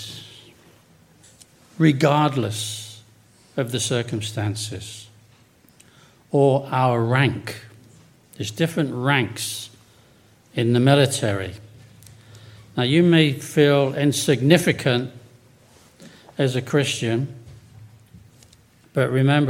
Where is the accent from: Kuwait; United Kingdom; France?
United Kingdom; England; moved away; also born or lived in Chicopee, Massachusetts; I was from England